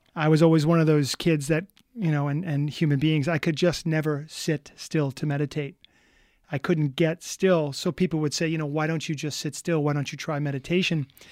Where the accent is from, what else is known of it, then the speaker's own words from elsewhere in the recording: New York City, New York, United States; I'm from New York City